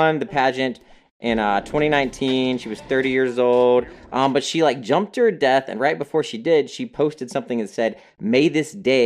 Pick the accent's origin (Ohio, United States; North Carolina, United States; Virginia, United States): North Carolina, United States; I am from North Carolina